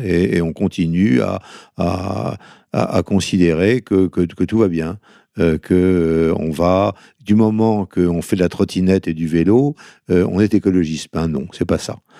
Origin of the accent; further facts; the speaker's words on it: northern Brittany, France; En tant que breton du Nord